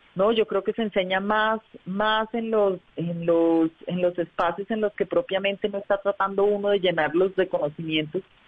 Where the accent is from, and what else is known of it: El Socorro, Santander, Colombia; also born or lived in Bucaramanga; now in Bogotá, Colombia